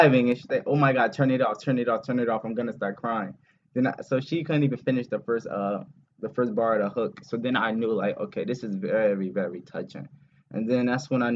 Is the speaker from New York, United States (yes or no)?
no; New Jersey, United States; I'm from New Jersey